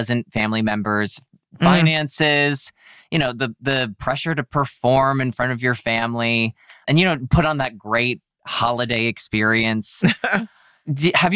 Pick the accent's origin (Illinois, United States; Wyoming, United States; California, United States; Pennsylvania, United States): Pennsylvania, United States; Scranton; moved away; I'm like from Scranton, Pennsylvania